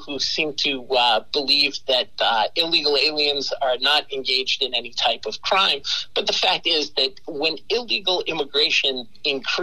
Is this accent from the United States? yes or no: yes; Massachusetts, United States; I grew up in Massachusetts